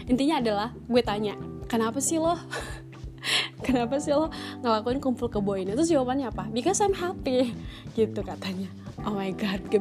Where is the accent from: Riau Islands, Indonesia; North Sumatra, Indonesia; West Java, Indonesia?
Riau Islands, Indonesia; Batam; pasti udah tahu dong ya kalau gue ini asalnya dari mana gue itu sebelumnya di mana right gue itu sebelumnya di Batam